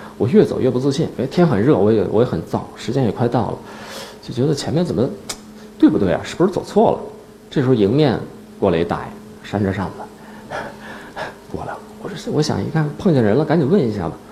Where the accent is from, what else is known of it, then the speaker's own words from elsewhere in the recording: Northeast China, China; now in Beijing, China; 我到北京之后，我是东北人嘛，我，我不太适应北京的那种干燥